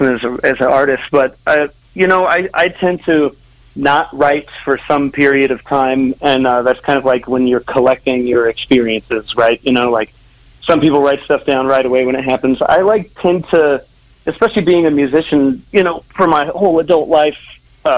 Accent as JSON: {"language": "English", "town": "Cheyenne", "region": "Wyoming", "country": "United States", "tie": "born or raised there", "said": "I grew up in Wyoming, in Cheyenne, Wyoming"}